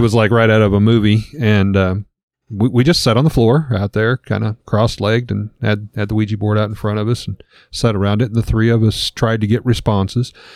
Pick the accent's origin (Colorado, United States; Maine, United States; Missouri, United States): Missouri, United States; Lebanon; we were raised here in the Bible Belt